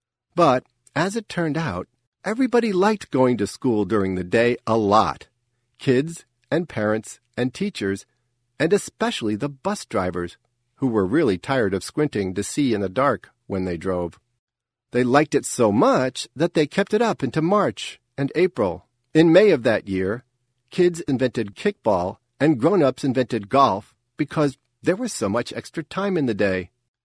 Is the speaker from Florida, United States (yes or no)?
no; Nottingham, New Hampshire, United States; the entire population of my hometown of Nottingham, New Hampshire, which I'm sure you've never heard of.